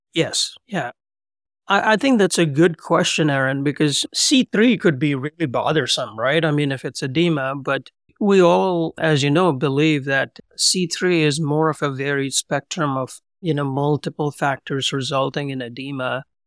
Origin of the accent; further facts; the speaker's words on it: Hyderabad, Telangana, India; moved away as an adult; also born or lived in Pune, India / Pennsylvania, United States; now in Columbus, United States; I was born and raised in India, Hyderabad, Twin Cities, Secunderabad